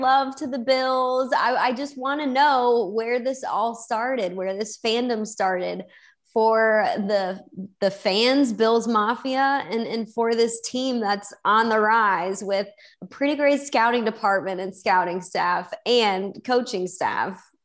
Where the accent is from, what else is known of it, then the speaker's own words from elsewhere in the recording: Chicago, Illinois, United States; I grew up in Chicago and was born and raised to be a Chicago Bears fan